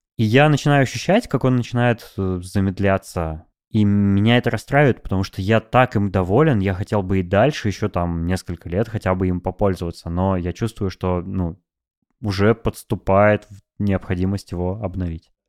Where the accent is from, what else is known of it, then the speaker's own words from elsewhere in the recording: Novosibirsk, Novosibirsk Oblast, Russia; moved away; also born or lived in Moscow; в Новосибирске мои родители, в Новосибирске друзья